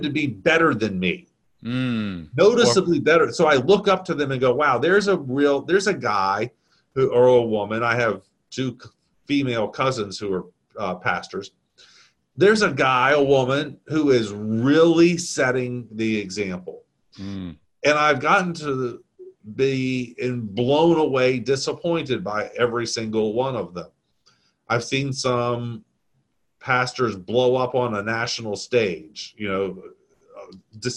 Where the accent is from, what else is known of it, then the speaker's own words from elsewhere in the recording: the South, United States; I'm Southern